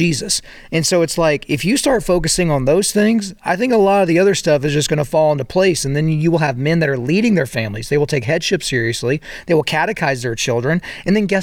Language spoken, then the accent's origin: English; Oklahoma, United States; I grew up in Oklahoma